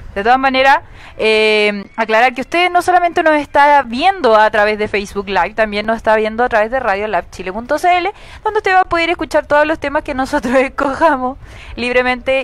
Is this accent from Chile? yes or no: yes; Arica, Arica y Parinacota, Chile; yo soy de Arica